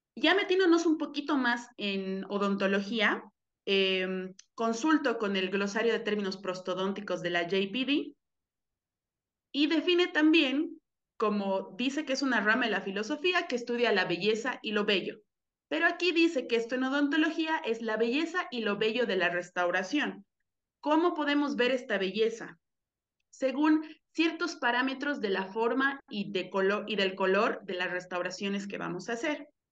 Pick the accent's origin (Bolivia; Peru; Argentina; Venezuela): Bolivia; Cochabamba; moved away as an adult; also born or lived in Mexico City, Mexico; Yo soy de Cochabamba, Bolivia, y ahorita vivo aquí desde menos de un año que regresé aquí, aquí a mi país